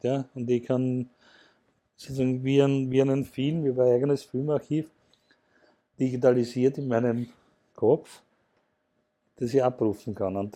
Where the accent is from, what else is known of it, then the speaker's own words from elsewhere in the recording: Mattersburg, Burgenland, Austria; ich komme ja aus dem, vom Land, ich komme aus Mattersburg im Burgenland